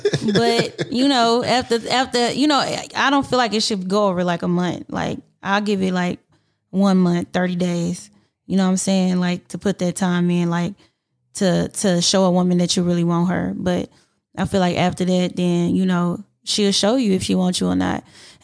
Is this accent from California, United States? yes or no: no; Houston, Texas, United States; I'm from Houston, so I always got to represent.